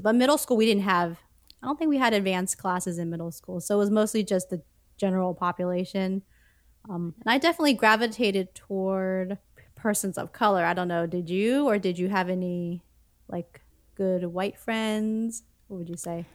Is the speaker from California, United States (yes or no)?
no; Philadelphia, Pennsylvania, United States; growing up in North Philadelphia